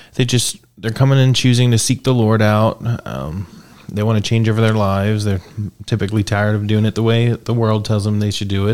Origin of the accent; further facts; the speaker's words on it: Pennsylvania, United States; also born or lived in South Carolina; now in Greeneville, United States; Originally, I'm from Pennsylvania.